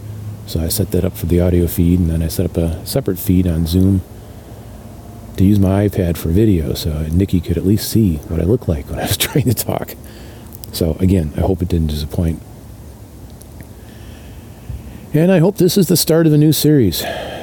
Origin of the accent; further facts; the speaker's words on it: Woodstock, Illinois, United States; moved away as an adult; now in Copper Harbor, United States; I grew up in Woodstock, Illinois, before moving up here.